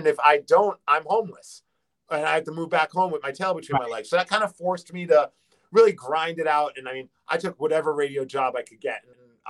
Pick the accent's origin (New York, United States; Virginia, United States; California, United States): New York, United States; New York City; now in Seattle, United States; I grew up in New York